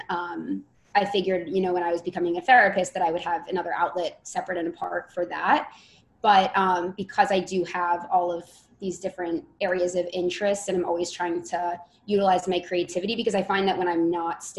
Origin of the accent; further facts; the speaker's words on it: Bergen County, New Jersey, United States; I'm from North Jersey, and it's right over the bridge, So Bergen County area